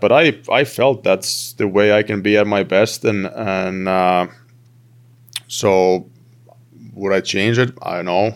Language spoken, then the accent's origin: English; Turku, Southwest Finland, Finland; moved away as an adult; I played for my hometown team in, in, in Finland, in T P S